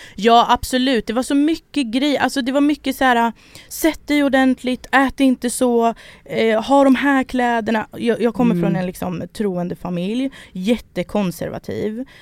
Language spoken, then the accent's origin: Swedish; Sweden; Jag är född här